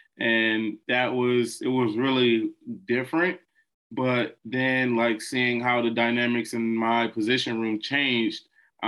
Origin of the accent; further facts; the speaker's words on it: Detroit, Michigan, United States; I'm from Detroit